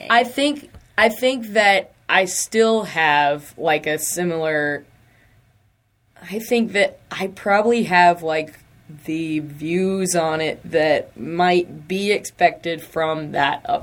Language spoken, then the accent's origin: English; the South, United States; I mean, we're from the South.